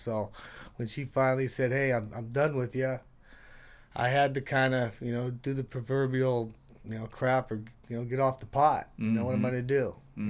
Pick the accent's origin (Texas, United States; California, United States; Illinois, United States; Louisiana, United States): California, United States; Hayward; also born or lived in San Francisco / Treasure Island / Castro Valley; I grew up in Hayward.